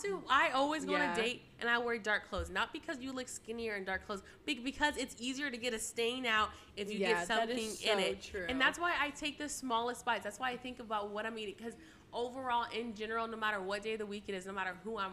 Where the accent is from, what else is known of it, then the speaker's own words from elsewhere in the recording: Taylor, Texas, United States; my hometown, Taylor, Texas, the 749.